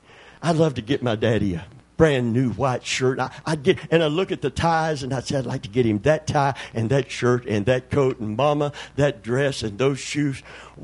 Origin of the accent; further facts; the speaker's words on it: Kentucky, United States; born or raised there